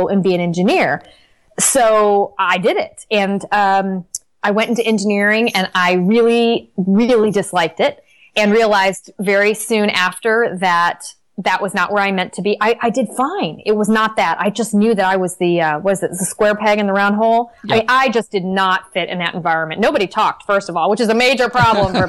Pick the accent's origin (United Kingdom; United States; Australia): United States; Detroit, Michigan; I lived in Detroit. I grew up in Detroit